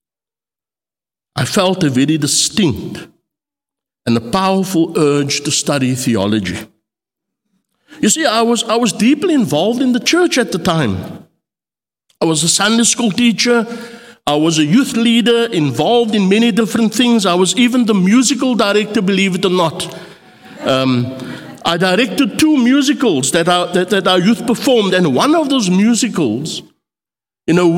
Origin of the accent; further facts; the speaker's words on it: Cape Town, Western Cape, South Africa; growing up on the Cape Flats